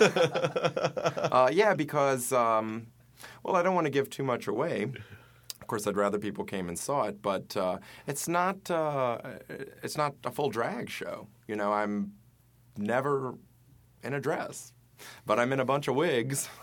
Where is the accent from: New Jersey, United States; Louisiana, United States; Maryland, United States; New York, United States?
Louisiana, United States; Baton Rouge; I'm from Louisiana. I'm from Baton Rouge